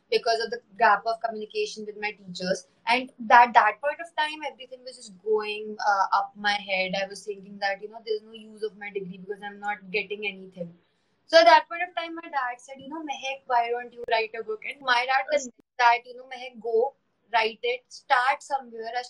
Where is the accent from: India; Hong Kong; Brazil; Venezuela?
India; Delhi; I am from Delhi